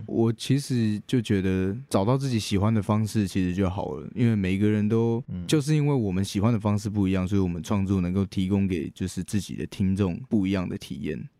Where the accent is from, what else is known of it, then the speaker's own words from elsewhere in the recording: Taichung, Taiwan; also born or lived in Ren'ai Township, Nantou; 我是台中人